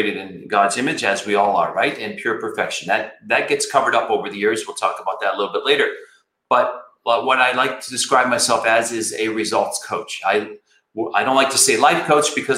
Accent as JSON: {"language": "English", "town": "Flint", "region": "Michigan", "country": "United States", "tie": "born or raised there", "said": "I grew up in Flint, Michigan"}